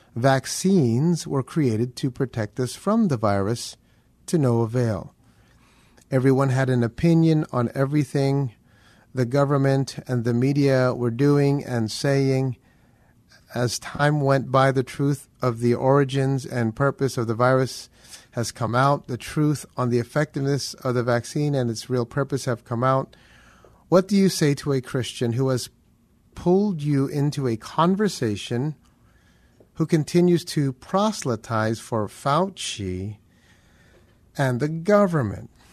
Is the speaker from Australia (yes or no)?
no; Philippines; I am Filipino